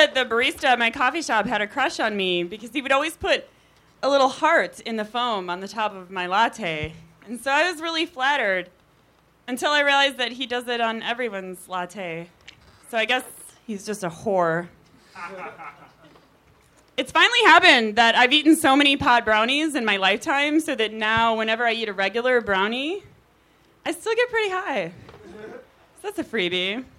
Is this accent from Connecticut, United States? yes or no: no; Chicago, Illinois, United States; now in Culver City, United States